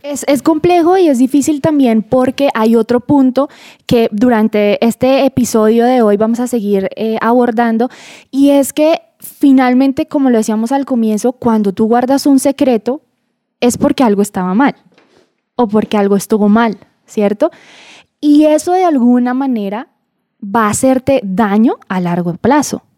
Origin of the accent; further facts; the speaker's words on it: Boyacá, Colombia; now in Bogotá, Colombia; Yo no soy bogotana, yo soy boyacense, pero uno, después de vivir tanto tiempo acá, se le pegan palabras